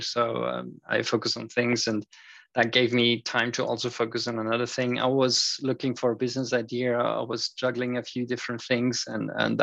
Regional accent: Austria; also born or lived in United Kingdom; I am from Austria, so I'm currently situated in Europe

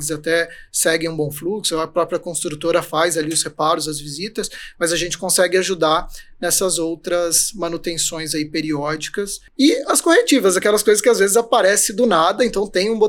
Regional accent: Cuiabá, Mato Grosso, Brazil; moved away as an adult; also born or lived in Fortaleza; eu sou nascido em Cuiabá, Mato Grosso.

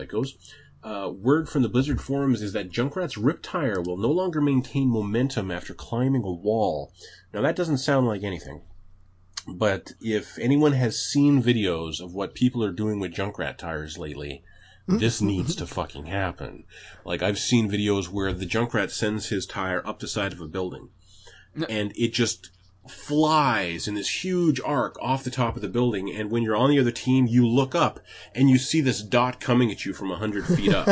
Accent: Canada; I'm Canadian.

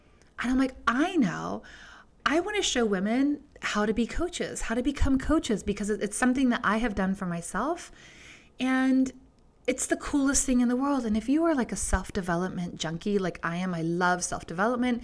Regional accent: Georgia, United States; growing up in Georgia

